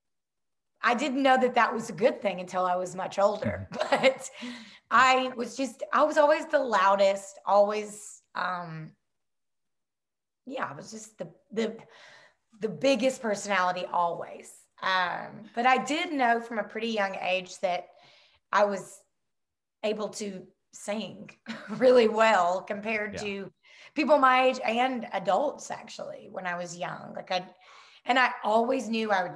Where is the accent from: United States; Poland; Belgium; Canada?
United States; Rossville, Georgia; I grew up in Rossville, Georgia. It's North Georgia, close to Chattanooga, Tennessee.